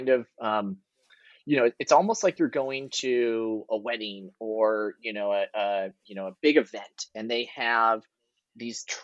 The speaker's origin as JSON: {"language": "English", "region": "California", "country": "United States", "tie": "born or raised there", "said": "I grew up in Northern California"}